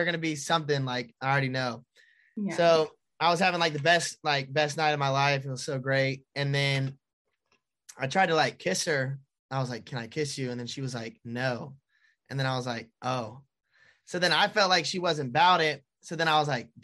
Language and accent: English; Charlotte, North Carolina, United States; I performed at Breakaway Music Festival in Charlotte, like in my hometown